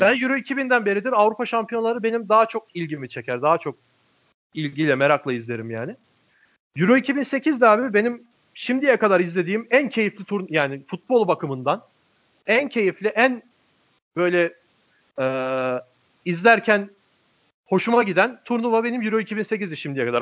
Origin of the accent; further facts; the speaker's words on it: Alanya, Antalya, Turkey; ben ilkokulu Alanya'da okudum. Alanya'da büyüdüm ben.